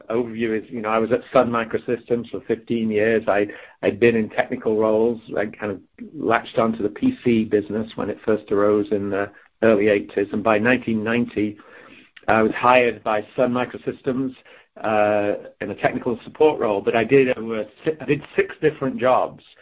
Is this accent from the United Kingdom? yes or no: yes; Crewe, North West England, United Kingdom; moved away as an adult; now in California, United States; I was born and raised in England in the British Midlands, or maybe slightly north of there in a town called Crewe in Cheshire